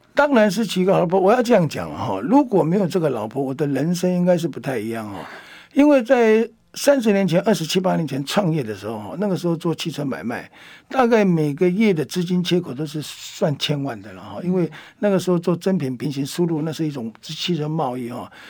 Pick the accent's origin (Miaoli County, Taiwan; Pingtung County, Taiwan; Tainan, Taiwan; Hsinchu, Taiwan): Miaoli County, Taiwan; 我们苗栗人